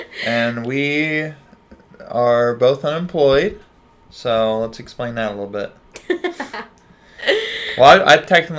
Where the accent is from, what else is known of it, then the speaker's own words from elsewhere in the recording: Lakeside, California, United States; I'm from California. Lakeside.